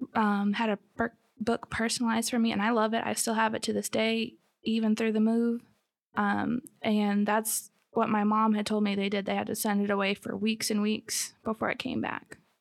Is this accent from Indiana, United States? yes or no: no; Michigan, United States; moved away as an adult; also born or lived in southern Alabama; now in Alabama, United States; we are originally from Michigan. We moved here a couple years ago